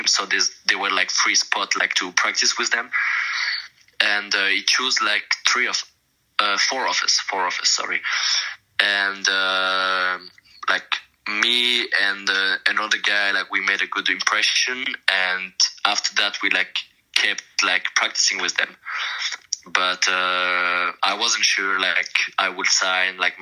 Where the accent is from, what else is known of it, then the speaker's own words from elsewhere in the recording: Biel/Bienne, Bern, Switzerland; first language French; English is a second language; moved away as an adult; also born or lived in San Jose; where like I grew up, like my hometown Bien